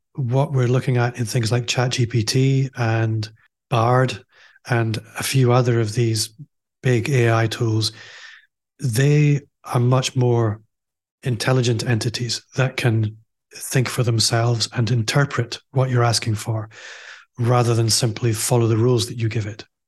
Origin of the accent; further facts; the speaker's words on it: Aberdeen, Scotland, United Kingdom; moved away as an adult; now in Glasgow, United Kingdom; I'm also from Aberdeen, as you might be able to tell if you're listening